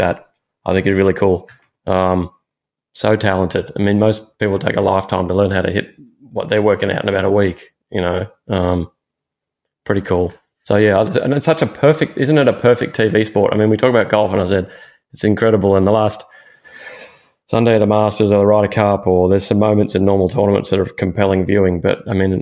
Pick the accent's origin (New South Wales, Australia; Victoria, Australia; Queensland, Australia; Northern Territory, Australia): Victoria, Australia; Melbourne; moved away; I used to fish a little bit growing up in Melbourne